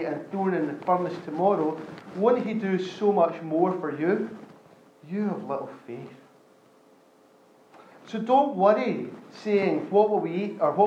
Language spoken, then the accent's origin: English; Scotland, United Kingdom; I grew up in Scotland